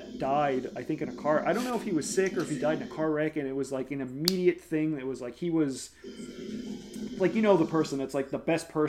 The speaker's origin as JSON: {"language": "English", "town": "New Orleans", "region": "Louisiana", "country": "United States", "tie": "born or raised there", "said": "growing up in New Orleans"}